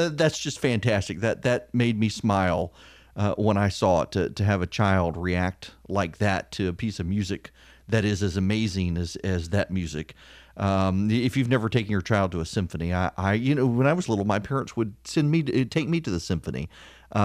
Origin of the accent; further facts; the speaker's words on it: Dubai, United Arab Emirates; I grew up listening to classical music. I grew up in Dubai. I love classical music.